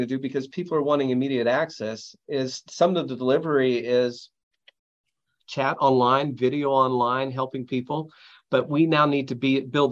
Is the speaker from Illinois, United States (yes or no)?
yes; near Champaign-Urbana, Illinois, United States; moved away as an adult; also born or lived in Chicago / Montreal, Canada; now in Waco, United States; I grew up near Champaign, Urbana in Illinois